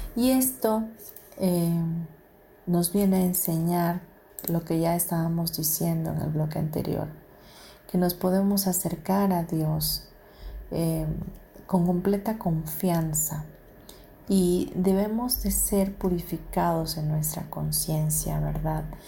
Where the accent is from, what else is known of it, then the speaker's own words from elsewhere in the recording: Mexico; los que somos de México, nuestro país